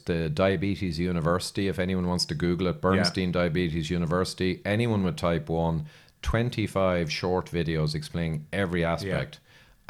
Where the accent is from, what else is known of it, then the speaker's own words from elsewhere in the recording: Ireland; But then I'm Irish. We're all like that.